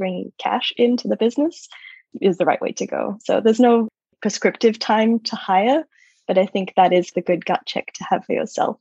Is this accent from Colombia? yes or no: no; Australia; moved away as an adult; also born or lived in United States; I'm Australian originally. I lived for over a decade in the States